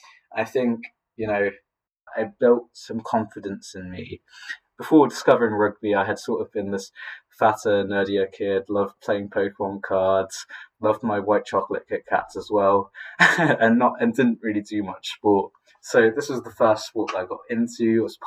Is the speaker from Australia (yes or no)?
no; Philippines; born there; growing up, I identified as Filipino because I was born in the Philippines